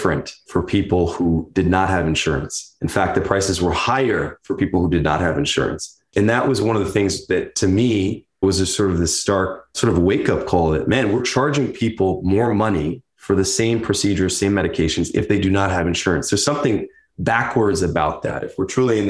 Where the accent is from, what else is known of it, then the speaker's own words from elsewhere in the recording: Neptune, New Jersey, United States; growing up in Neptune